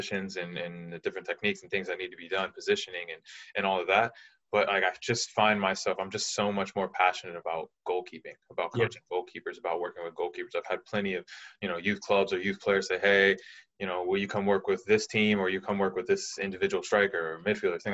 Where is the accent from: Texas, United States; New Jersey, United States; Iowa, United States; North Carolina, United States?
North Carolina, United States; Charlotte; I grew up in Charlotte playing youth soccer here in North Carolina